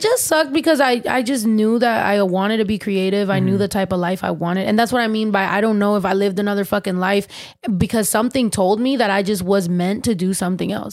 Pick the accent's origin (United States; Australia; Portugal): United States; San Diego, California; also born or lived in San Jose, California; I was raised in San Diego